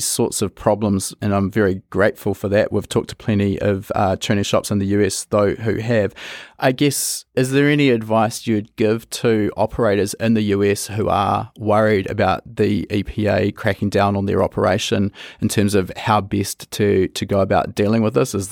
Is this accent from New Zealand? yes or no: yes; New Zealand; we come from New Zealand